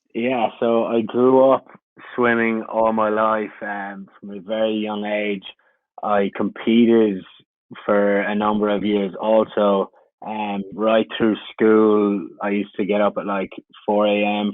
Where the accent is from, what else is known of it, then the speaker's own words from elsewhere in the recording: Ireland; moved away as an adult; I came from Ireland. I had just finished my degree